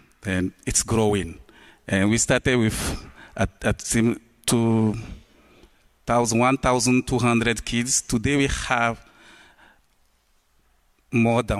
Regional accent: Togo; I come from Togo, West Africa.

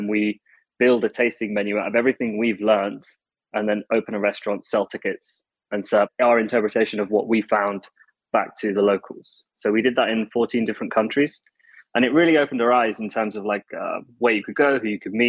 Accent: Leicester, East Midlands, United Kingdom; moved away as an adult; also born or lived in London; now in Taiwan; I was born in Leicester, and like pretty much everyone on this podcast, you grow up, you get a job, you start washing up, you move through restaurants. And I moved to London when I was 18

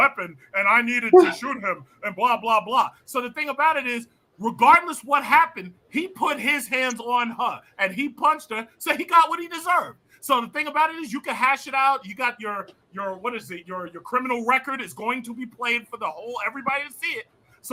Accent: New York City, New York, United States; I'm a New Yorker, I ride these subways

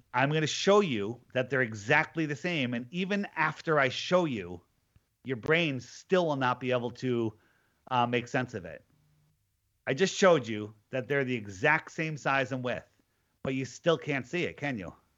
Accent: Connecticut, United States; I am from Connecticut

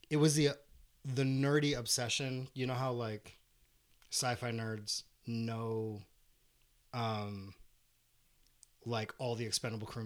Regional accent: Fountain Hills, Arizona, United States; we're both from Fountain Hills, so we got to work with that that particular group who brought me in as a singer

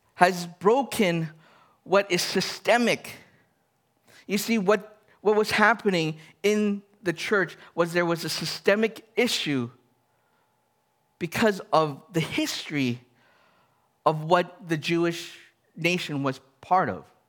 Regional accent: Canada; I'm Canadian. I am Chinese

